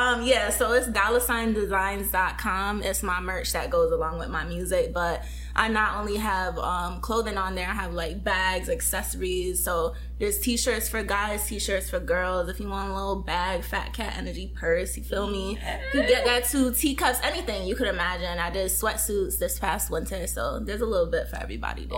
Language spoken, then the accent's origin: English; Connecticut, United States; moved away as an adult; now in Los Angeles, United States; I recently moved to Cali to LA from Connecticut. So okay. I am an East Coast girl